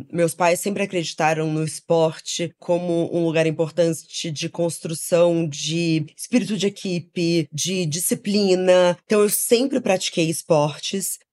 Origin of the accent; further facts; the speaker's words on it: Rio de Janeiro, Brazil; Crescemos no Rio de Janeiro